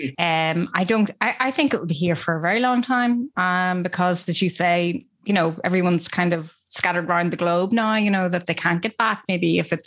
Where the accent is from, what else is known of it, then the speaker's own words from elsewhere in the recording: Belfast, Northern Ireland, United Kingdom; I'm from Belfast